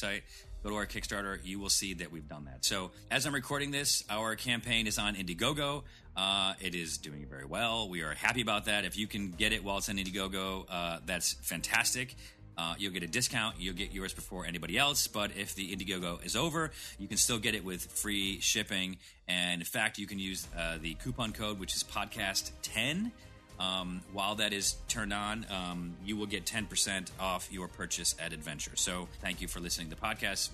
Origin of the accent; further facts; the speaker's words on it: Syracuse, New York, United States; I grew up in Syracuse